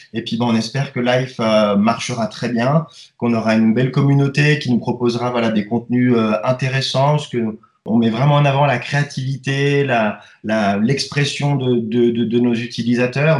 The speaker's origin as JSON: {"language": "French", "country": "Switzerland", "said": "chez nous en Suisse"}